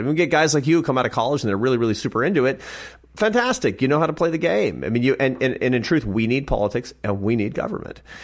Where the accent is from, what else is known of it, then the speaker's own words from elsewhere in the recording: Seattle, Washington, United States; growing up in Seattle